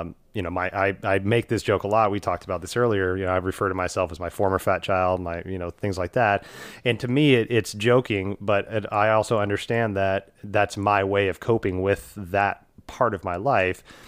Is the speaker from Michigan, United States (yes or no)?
no; Houston, Texas, United States; moved away; when I grew up in Houston